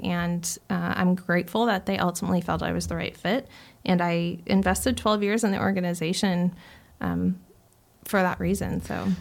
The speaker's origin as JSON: {"language": "English", "town": "Chandler", "region": "Arizona", "country": "United States", "tie": "born or raised there", "also_born_or_lived": "Gilbert, Arizona", "said": "I grew up in Chandler"}